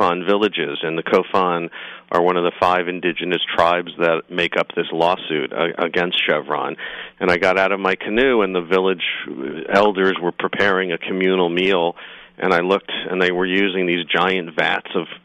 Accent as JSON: {"language": "English", "region": "New York", "country": "United States", "said": "I'm a New Yorker"}